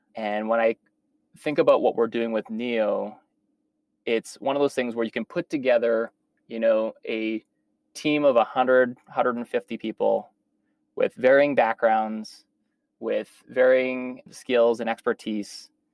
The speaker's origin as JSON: {"language": "English", "region": "Saskatchewan", "country": "Canada", "tie": "born or raised there", "also_born_or_lived": "Toronto / New York", "moved": "as an adult", "said": "I was born and raised in Saskatchewan, so I'm a, a prairie boy at heart"}